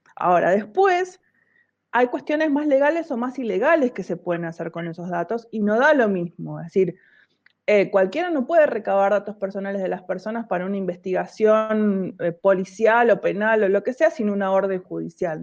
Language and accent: Spanish; La Plata, Buenos Aires Province, Argentina; moved away as an adult; now in Buenos Aires, Argentina; en realidad nací en La Plata, en el centro, pero viví mucho tiempo en Tolosa, casi todo el tiempo que viví, todo el tiempo que viví en La Plata, o la mayor parte, viví en Tolosa, sí